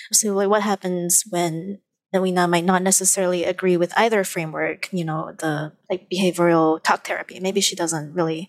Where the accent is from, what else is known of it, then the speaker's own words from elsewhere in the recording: Malaysia; I actually understand a lot of my supposed place in this new country because I am from Malaysia.